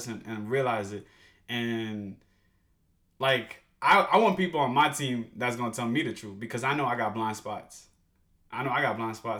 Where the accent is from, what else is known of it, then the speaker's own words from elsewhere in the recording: New York City, New York, United States; accent: New York; also born or lived in Dominican Republic / Washington, D.C.; growing up in East New York, Brooklyn